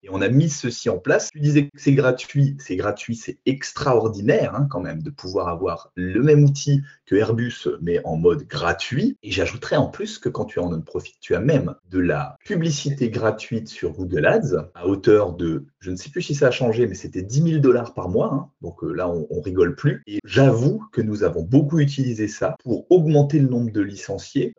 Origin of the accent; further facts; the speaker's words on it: Alsace, Grand Est, France; je suis alsacien